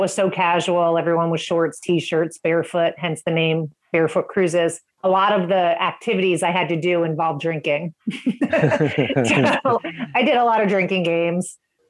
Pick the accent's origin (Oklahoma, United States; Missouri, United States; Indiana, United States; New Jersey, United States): New Jersey, United States; just outside New York City, northern; also born or lived in North Carolina / Ohio / East Coast of Florida; now in Sarasota, United States; Sarasota, Florida. So about an hour south of Tampa on the West Coast. I've been down here about 20 years, originally from just outside of New York City in northern New Jersey. That's where I grew up